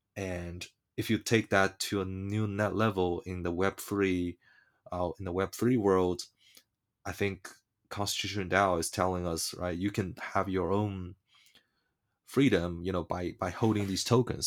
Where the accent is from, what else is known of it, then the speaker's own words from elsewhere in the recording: China; moved away; I was born in China and gr-, growing up in China